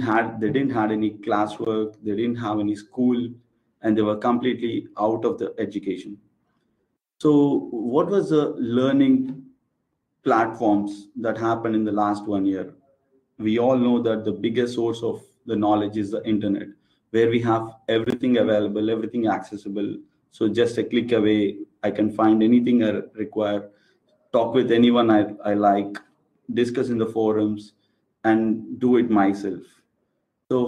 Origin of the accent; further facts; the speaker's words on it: Andhra Pradesh, India; I'm from India, and from a state called Andhra Pradesh